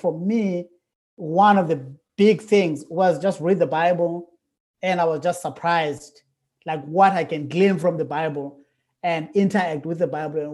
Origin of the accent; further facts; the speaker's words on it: South Africa; moved away as an adult; now in Wake Forest, United States; I'm from South Africa. I was born in South Africa, and I lived there for like 40 years.